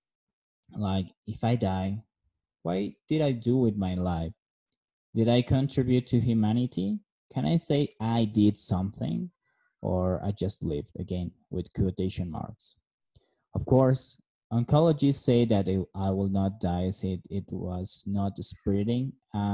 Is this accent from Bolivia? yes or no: yes; La Paz, Bolivia; moved away; also born or lived in Beijing, China / Cochabamba, Bolivia; I am from La Paz, Bolivia. I was born in 1986. I have a beautiful Filipina wife and two handsome sons. I live most of my life in my hometown.